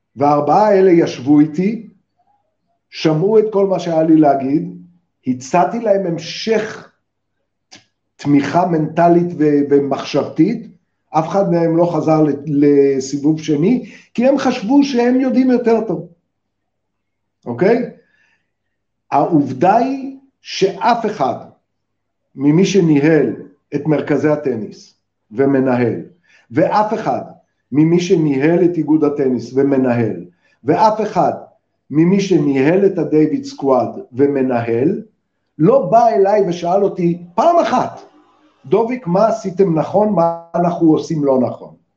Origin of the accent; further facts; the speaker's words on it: Israel; אני ישראלי